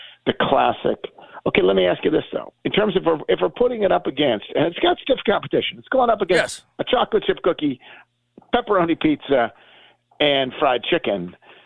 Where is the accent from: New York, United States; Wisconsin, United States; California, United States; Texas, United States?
New York, United States; Buffalo; now in Memphis, United States; I have lived in Memphis longer than you have been alive. So I'm only from Buffalo in the very ancient sense, like literally.